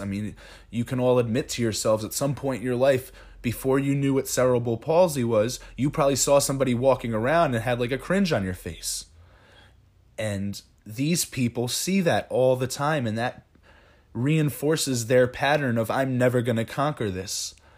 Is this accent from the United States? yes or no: yes; Ringwood, New Jersey, United States; we come from Ringwood